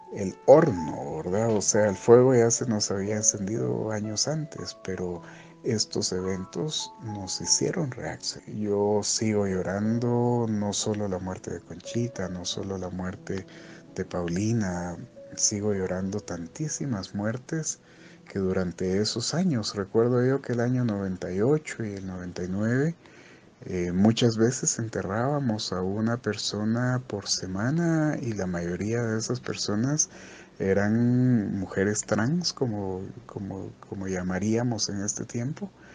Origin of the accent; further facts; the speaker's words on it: Quetzaltenango, Guatemala; now in Guatemala City, Guatemala; yo también soy de pueblo, soy de Quetzaltenango